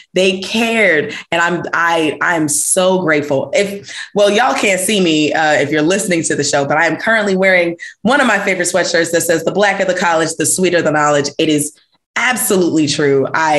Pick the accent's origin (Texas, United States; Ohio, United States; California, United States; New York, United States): New York, United States; New York City; growing up in New York City. So, and again, being born and raised in New York City and being surrounded by Black and Brown folks, basically my entire life, all the way up to college.